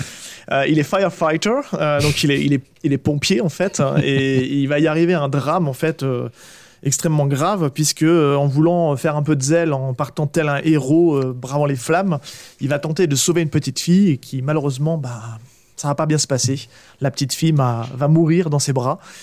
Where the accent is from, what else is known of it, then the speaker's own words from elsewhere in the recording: Charente-Maritime, Nouvelle-Aquitaine, France; moved away; mon retour sur, le, sur ma région natale, qui est la Charente-Maritime